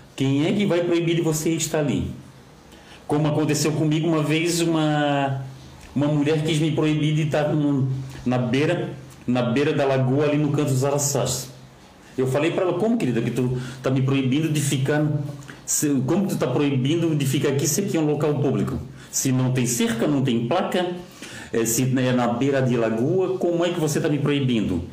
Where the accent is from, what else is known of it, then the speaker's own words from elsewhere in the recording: Florianópolis, Santa Catarina, Brazil; eu que sou daqui de Florianópolis